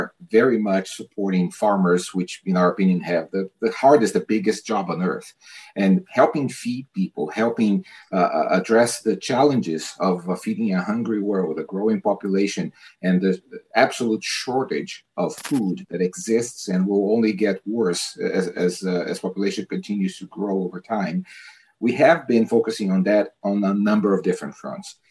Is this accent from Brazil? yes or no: yes; Brazil; moved away; I'm originally from Brazil